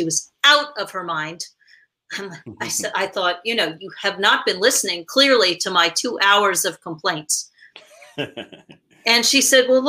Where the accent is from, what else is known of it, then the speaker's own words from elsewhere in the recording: New York, United States; I grew up in New York